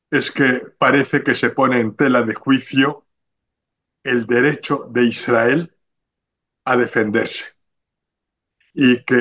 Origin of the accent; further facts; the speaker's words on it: Spain; para transmitir como ciudadanos españoles que somos lo que teníamos que haber dicho